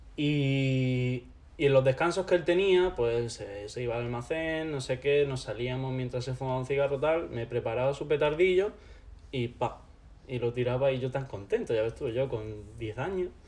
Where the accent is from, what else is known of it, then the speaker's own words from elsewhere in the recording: Loja, Andalusia, Spain; moved away as an adult; also born or lived in Mallorca; now in Granada, Spain; Yo nací en, en Mallorca, eh, viví allí hasta los 8 años, cuando mis padres decidieron separarse y mi madre me trajo aquí con mi hermana. Y nada, de los 8 hasta los 18, cosas así, estaba viviendo en Loja.